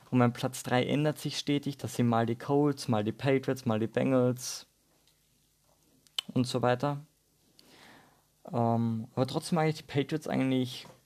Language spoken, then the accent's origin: German; Austria; accent: Austrian; Vielleicht merkt man es ein bisschen an meinem Dialekt, dass ich aus Österreich komme. Ich versuche so gut wie möglich Hochdeutsch zu reden.